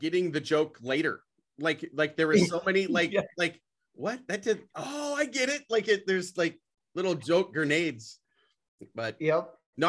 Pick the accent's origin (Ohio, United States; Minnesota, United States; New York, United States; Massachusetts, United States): Minnesota, United States; Brainerd; I'm from Brainerd, Minnesota